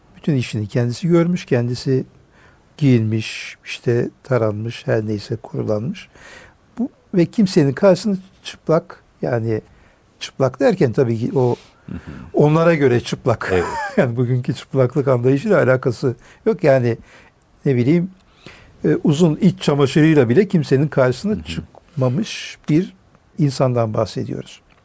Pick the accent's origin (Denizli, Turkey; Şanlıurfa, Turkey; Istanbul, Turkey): Şanlıurfa, Turkey; Urfa; ben memleketim Urfa